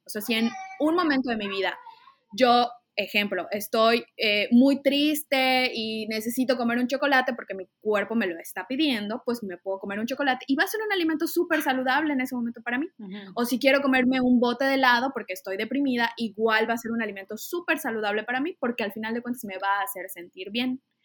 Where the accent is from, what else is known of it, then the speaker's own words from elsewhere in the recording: Mérida, Yucatán, Mexico; yo soy, antes que nada, yucateca, soy de Mérida